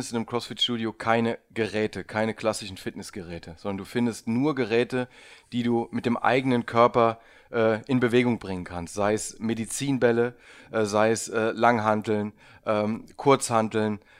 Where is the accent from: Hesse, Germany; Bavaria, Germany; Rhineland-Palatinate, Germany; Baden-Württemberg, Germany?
Rhineland-Palatinate, Germany; Trier; Bin aus Trier eigentlich.